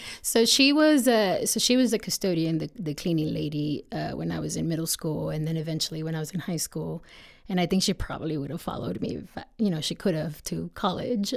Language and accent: English; Texas, United States; moved away as an adult; also born or lived in Miguel Alemán, Tamaulipas, Mexico; now in Colorado, United States; we eventually ended up moving to Texas, which is where I grew up, um, most of the time.